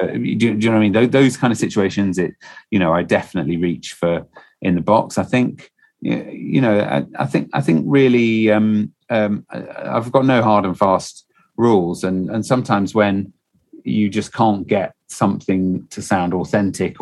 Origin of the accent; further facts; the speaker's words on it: Stoke-on-Trent, West Midlands, United Kingdom; also born or lived in Slough; I was born in Stoke-on-Trent and I grew up in Stoke-on-Trent. I did live for 2 years in Slough